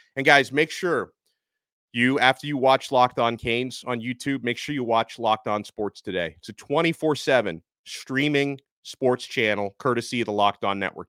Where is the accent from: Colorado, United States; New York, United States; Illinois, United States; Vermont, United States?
New York, United States; New York City; I'm from New York City